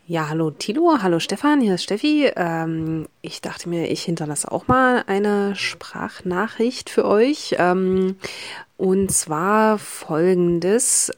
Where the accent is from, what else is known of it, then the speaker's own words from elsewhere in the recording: Saxony-Anhalt, Germany; ich komme aus Sachsen-Anhalt, ähm, kleinere Stadt Sachsen-Anhalt.